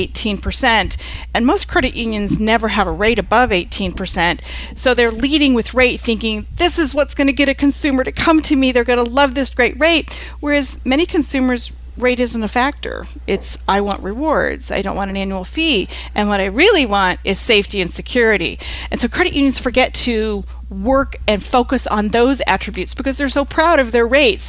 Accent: Lafayette, Indiana, United States; I live in the Midwest. I'm from Lafayette, Indiana, where Purdue University is

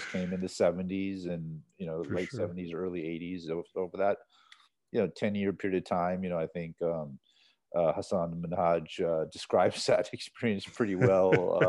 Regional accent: Saudi Arabia; born there; No. I was born in Saudi Arabia. So that's why I have the very typical Arab name.

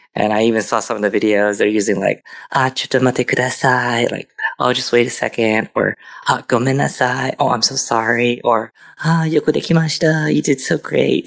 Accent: United States; also born or lived in Philippines (ancestry); I'm Filipino too, but I'm American

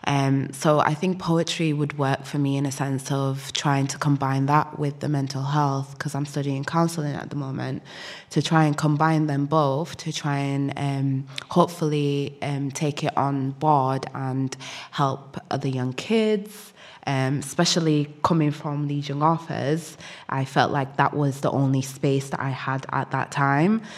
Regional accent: Sudan; I'm from Sudan

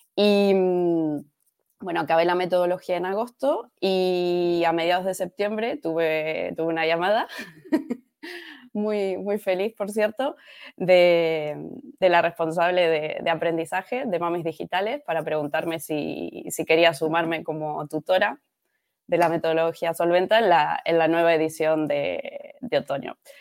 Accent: Argentina; moved away as an adult; also born or lived in Alicante; now in Spain; yo soy de argentina. Em, llegué a España en el año 2012

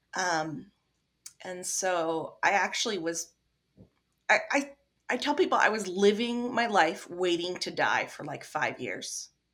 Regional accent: Midwest, United States; accent: non-accent; I'm from the Midwest, so I have the non-accent accent.

